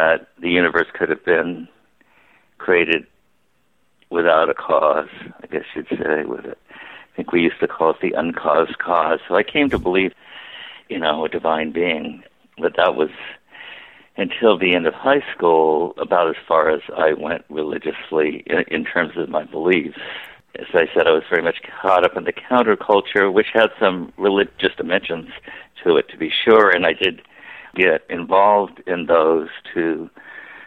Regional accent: California, United States; also born or lived in San Luis Obispo, California / Bay Area, California; I grew up in California. You know, my father had a job that took him around the state, and so we moved a number of times. So, you know, I spent a lot of time in one place called San Luis Obispo until I was about 12. And then after that, we moved up to the Bay Area

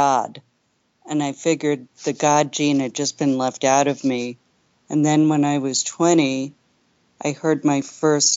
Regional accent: New York City, New York, United States; I grew up in New York City in the Upper West Side of Manhattan

